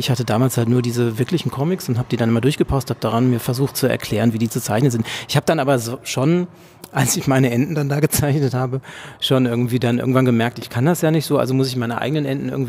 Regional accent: North Rhine-Westphalia, Germany; now in Berlin, Germany; Ja, also erstmal, ich komme aus dem Ruhrgebiet. Ich bin also nach Berlin zugezogen

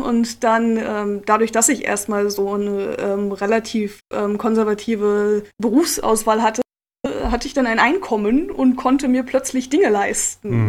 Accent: Lüneburg, Lower Saxony, Germany; ich komme ursprünglich aus Lüneburg, ah. ähm, in der Nähe von Hamburg. Okay. Und ähm, habe da ähm, und in und um Lüneburg meine Jugend verbracht.

